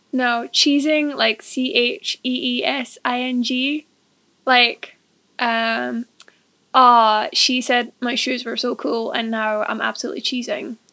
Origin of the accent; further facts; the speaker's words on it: Scotland, United Kingdom; accent: Scottish; also born or lived in England; in Scotland when I was about five. So I have lived most of my life here.